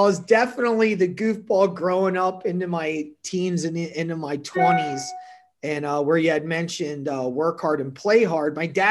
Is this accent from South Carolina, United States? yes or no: no; New Jersey, United States; now in Las Vegas, United States; growing up in New Jersey, obviously it's the Garden State.